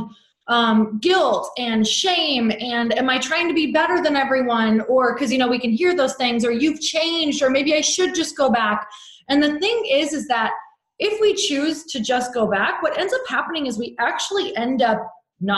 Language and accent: English; Midwest, United States; now in Santa Monica, United States; I live in Santa Monica, California, but I've not always lived here. I am from the Midwest.